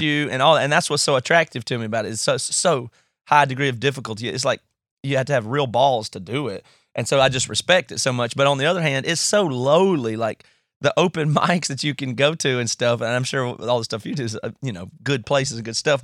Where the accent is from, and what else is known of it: United States; accent: redneck; now in Seattle, United States